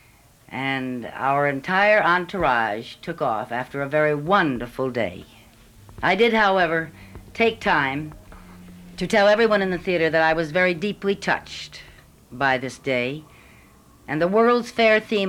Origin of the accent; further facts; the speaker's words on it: New York, United States; I am from New York State